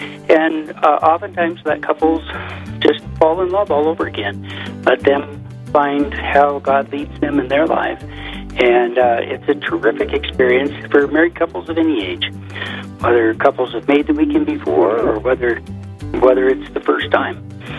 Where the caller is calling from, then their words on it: Casper, Wyoming, United States; I'm actually speaking from Casper, Wyoming